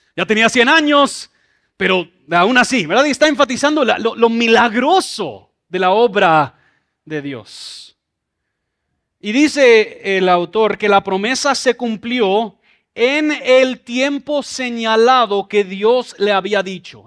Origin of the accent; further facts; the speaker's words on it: Mexico City, Mexico; Yo crecí en Ciudad de México